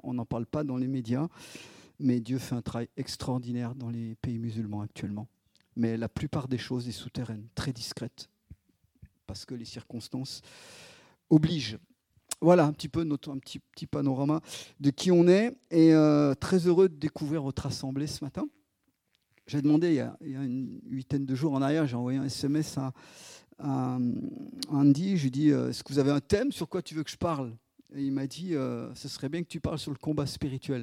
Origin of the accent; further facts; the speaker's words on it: Isère, Auvergne-Rhône-Alpes, France; moved away as an adult; also born or lived in Chad / Grenoble / Lyon; on est dans l'Isère, on est revenu dans un petit bled, là où je suis né